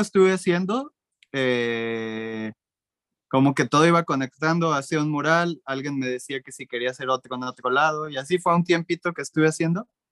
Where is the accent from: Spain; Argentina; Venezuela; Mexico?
Mexico; yo como mexicano